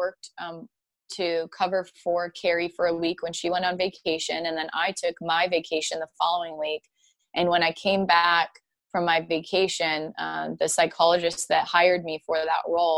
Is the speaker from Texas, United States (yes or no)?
no; Spanaway, Washington, United States; moved away as an adult; now in Nashville, United States; I'm from Spanaway, Washington. It's about an hour south of Seattle